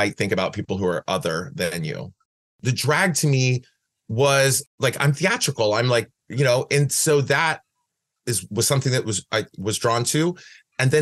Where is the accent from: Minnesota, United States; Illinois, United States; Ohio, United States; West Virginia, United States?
Ohio, United States; Van Wert; moved away as an adult; also born or lived in Cleveland, Ohio; now in San Francisco, United States; I was born in Van Wert, Ohio